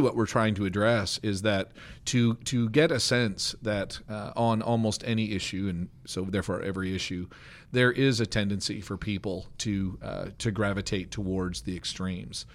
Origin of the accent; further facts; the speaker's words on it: Canada; now in United States; as a Canadian